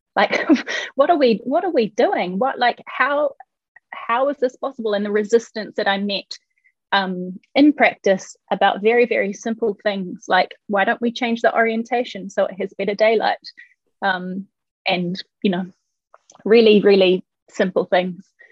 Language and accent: English; New Zealand; moved away as an adult; now in Denmark; I'm from New Zealand.